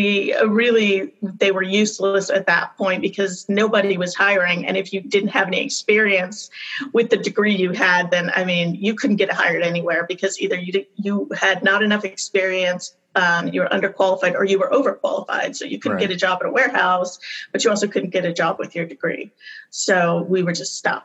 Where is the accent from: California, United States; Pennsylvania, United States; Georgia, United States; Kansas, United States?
California, United States; also born or lived in Bishop, California / Mammoth Lakes, California / Tehachapi, California; I was raised in California, kind of high desert, born in Bishop and lived in Mammoth, kind of, you know, ski area. And then my family moved to little town Tehachapi.